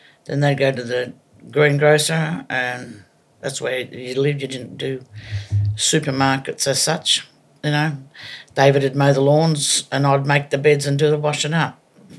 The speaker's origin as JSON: {"language": "English", "town": "Evans Head", "region": "New South Wales", "country": "Australia", "tie": "born or raised there", "also_born_or_lived": "Sydney / Wollongong", "said": "I was born in the Royal North Shore Hospital in Sydney. But more or less grew up in Evanshead, up top end of New South Wales. And my early adolescence was Sydney to Wollongong."}